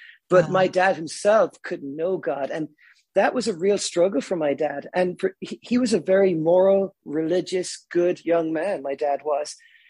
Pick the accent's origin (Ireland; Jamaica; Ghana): Ireland; Cork, Munster; now in United States; where I'm from, we don't really like the English. I'm not a Northern Irish Irishman. I'm a Southern Irish Irishman.